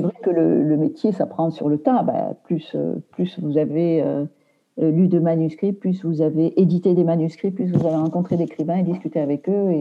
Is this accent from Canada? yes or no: no; Aveyron, Occitania, France; now in Paris, France; je suis originaire de l'Aveyron